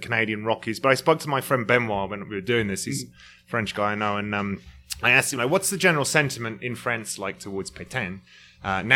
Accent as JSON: {"language": "English", "country": "United Kingdom", "said": "being a Brit"}